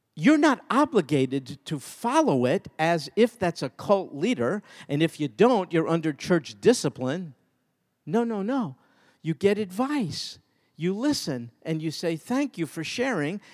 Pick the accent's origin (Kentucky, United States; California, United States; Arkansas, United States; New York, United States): New York, United States; when I was a kid growing up in New York